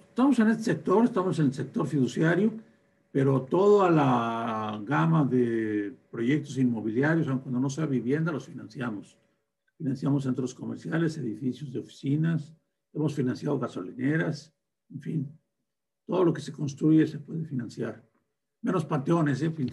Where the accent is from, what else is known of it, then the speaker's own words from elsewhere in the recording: Torreón, Coahuila, Mexico; moved away; also born or lived in Guadalupe Victoria, Durango; Soy de un rancho de Durango, de Guadalupe Victoria Durango, y me crié en Torreón.